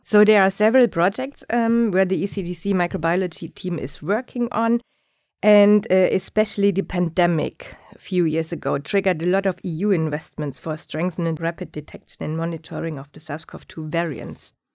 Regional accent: Germany; moved away as an adult; also born or lived in Singapore; now in Stockholm, Sweden; I was born in Germany, where I also grew up.

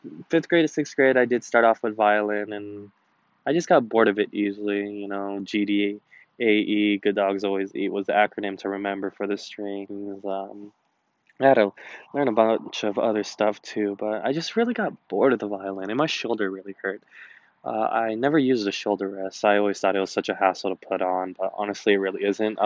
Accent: United States; I'm Asian American, but I am also Chinese and Filipino.

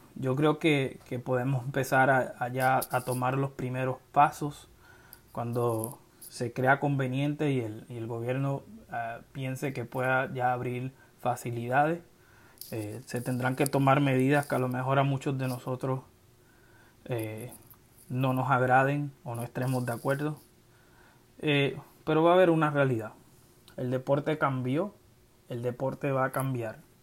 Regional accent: Ponce, Puerto Rico; moved away as an adult; now in Central Florida, United States; soy del pueblo de Ponce, resido en la Florida Central desde el año 2004

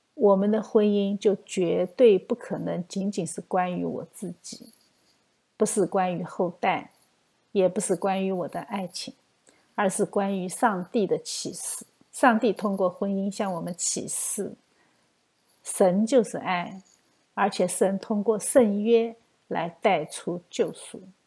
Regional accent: China; 我们中国人

